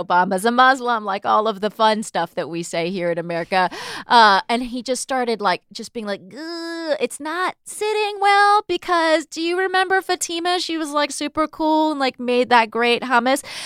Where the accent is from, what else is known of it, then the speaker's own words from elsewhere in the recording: Southern California, United States; now in New York, United States; growing up in Southern California